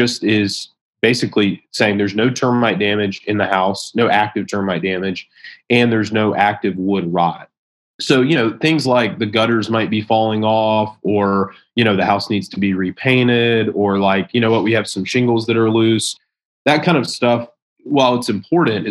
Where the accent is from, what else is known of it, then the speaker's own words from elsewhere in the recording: South Carolina, United States; my hometown in South Carolina.